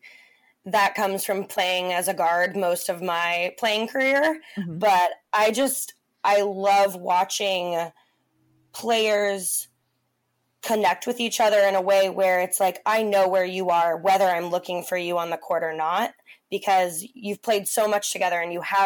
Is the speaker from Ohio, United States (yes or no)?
no; Portland, Oregon, United States; I was born and raised in Portland as a Blazers fan